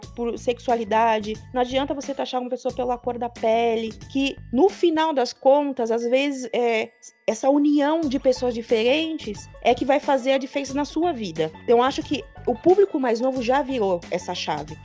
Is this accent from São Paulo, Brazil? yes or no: yes; São Paulo, Brazil; eu sou do centro de São Paulo, então andando na Sé